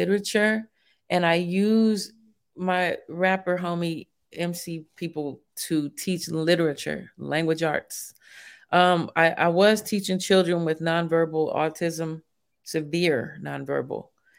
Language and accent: English; Vallejo, California, United States; also born or lived in Shreveport; I'm from Vallejo.